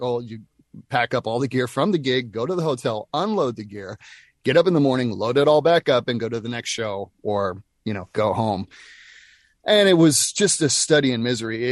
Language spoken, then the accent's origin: English; Nashville, Tennessee, United States; We're both from Nashville